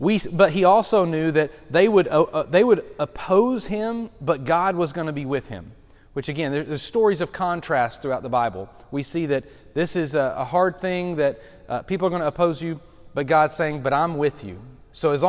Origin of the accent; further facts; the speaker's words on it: Lenoir City, Tennessee, United States; I consider Lenore City, Loudoun, my hometown